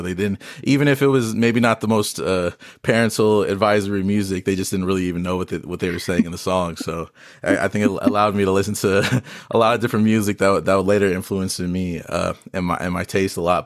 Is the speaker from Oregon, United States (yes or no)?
no; Las Vegas, Nevada, United States; I'm a artist, born and raised in Vegas